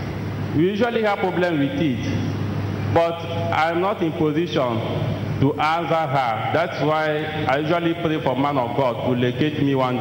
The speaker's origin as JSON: {"language": "English", "country": "Togo", "said": "I'm from Togo"}